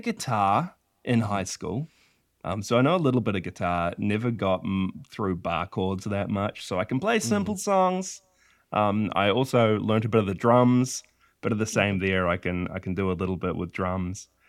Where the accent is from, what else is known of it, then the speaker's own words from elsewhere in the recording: Whangarei, Northland, New Zealand; I live in a little country called New Zealand, um, in a tiny little town called Whangarei and I've I've been here my whole life